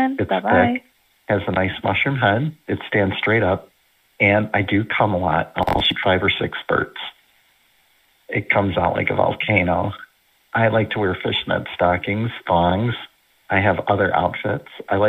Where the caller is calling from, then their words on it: Indiana, United States; I'm calling from the Chicagoland, Northwest Indiana area.